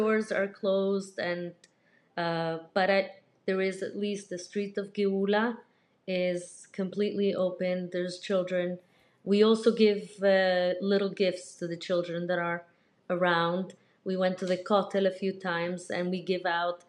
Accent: United States; we are from America

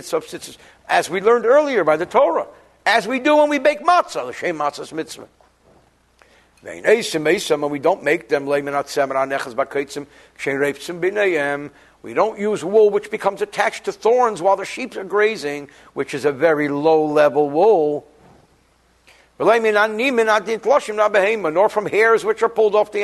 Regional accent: New Jersey, United States; I'm from New Jersey

